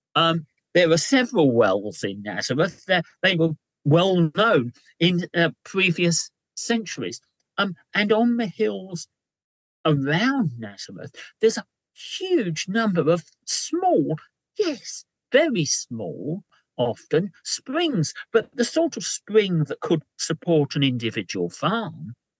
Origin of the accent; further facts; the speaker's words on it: London, United Kingdom; as a Londoner